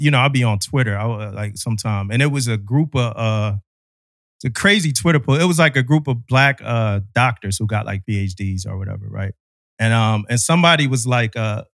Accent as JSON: {"language": "English", "town": "Philadelphia", "region": "Pennsylvania", "country": "United States", "tie": "born or raised there", "said": "where I grew up at in Philly, as a young black kid"}